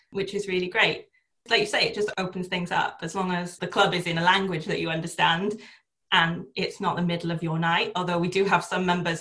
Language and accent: English; South Wales, United Kingdom; now in Oxfordshire, United Kingdom; I was born and bred in South Wales. I'm a valley girl at heart, but I'm currently living in Oxfordshire